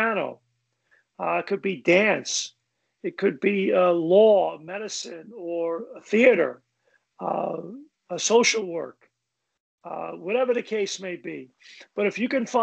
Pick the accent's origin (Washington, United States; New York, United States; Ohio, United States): New York, United States; New York City; moved away; my life growing up in Brooklyn